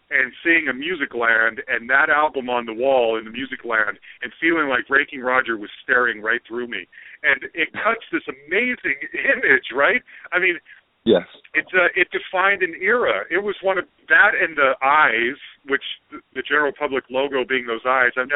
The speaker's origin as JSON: {"language": "English", "region": "Utah", "country": "United States", "said": "I'm from Utah, where there's not a lot of black guys in Utah."}